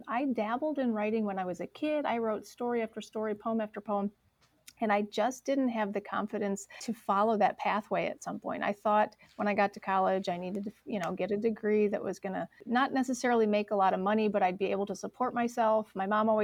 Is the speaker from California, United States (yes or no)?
no; Michigan, United States; moved away as an adult; also born or lived in Ohio; now in Dayton, United States; I come from Michigan